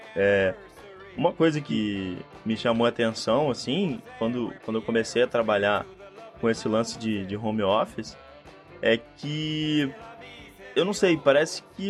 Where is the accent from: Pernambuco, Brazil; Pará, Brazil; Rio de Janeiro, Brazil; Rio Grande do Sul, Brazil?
Rio de Janeiro, Brazil; also born or lived in São Paulo; eu e a Luísa, nós somos do, do, do Rio de Janeiro